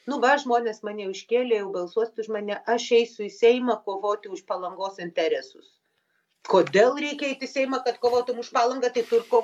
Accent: Lithuania; mes lietuviai

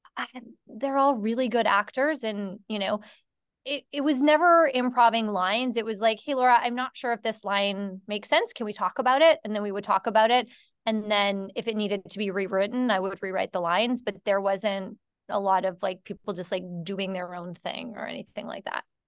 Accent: Canada; I'm from Canada

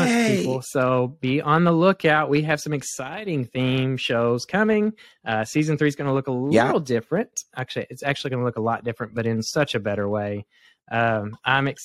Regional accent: Louisville, Kentucky, United States; we're from Louisville, Kentucky

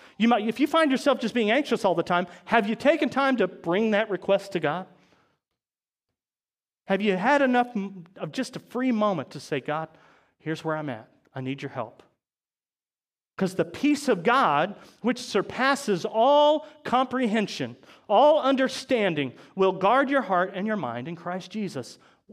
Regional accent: Chillicothe, Missouri, United States; now in Maryville, United States; we're from Chillicothe, right? That's where we moved over from.

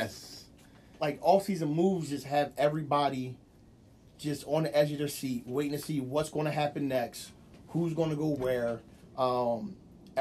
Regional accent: New Jersey, United States; growing up in South Jersey

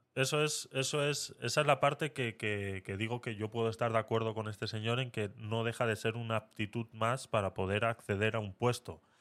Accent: Vitoria-Gasteiz, Basque Country, Spain; yo soy de Vitoria

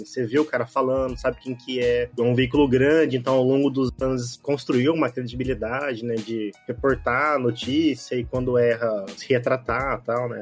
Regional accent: Brazil; a gente é brasileiro, gosta de futebol

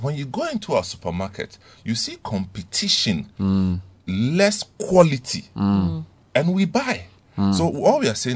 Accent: Ghana; I'm a Ghanaian

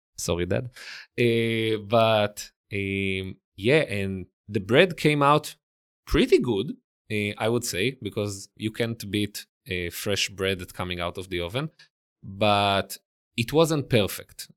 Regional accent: Israel; accent: Israeli; English is a second language; moved away as an adult; also born or lived in Italy; now in New York City, United States; I grew up and lived in Israel

